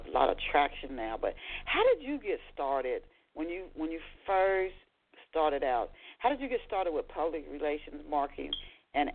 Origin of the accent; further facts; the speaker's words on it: Dayton, Ohio, United States; I'm from Dayton.